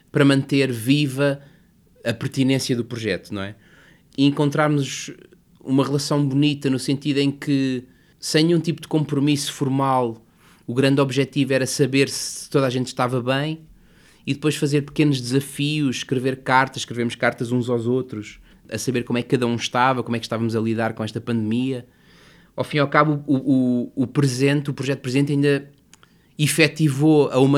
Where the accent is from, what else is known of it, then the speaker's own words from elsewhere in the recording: Covilhã, Castelo Branco, Portugal; born there; Que são as minhas raízes, a cidade onde eu nasci, o meu pai, as minhas irmãs, o meu avô, que entretanto faleceu